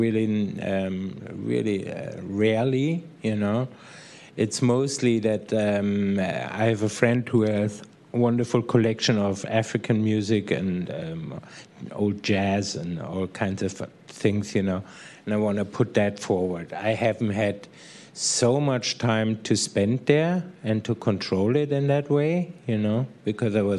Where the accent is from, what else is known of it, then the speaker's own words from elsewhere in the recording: Munich, Bavaria, Germany; now in San Francisco, United States; I'm from Munich